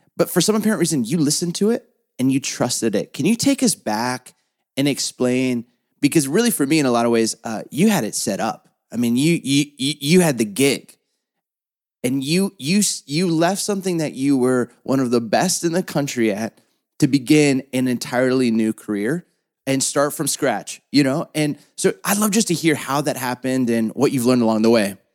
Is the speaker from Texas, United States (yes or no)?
no; Southern California, United States; I can't roll my R's even though I'm from Southern California